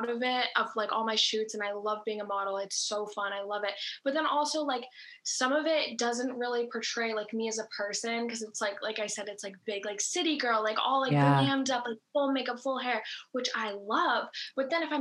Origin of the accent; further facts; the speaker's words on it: Massachusetts, United States; where I grew up is in Massachusetts. So that's like always been my home base